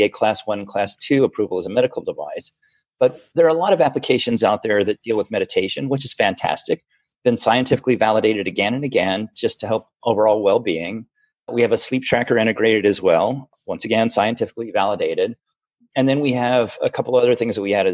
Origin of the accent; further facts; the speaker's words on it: Florida, United States; also born or lived in Germany; now in Seattle, United States; I grew up in Florida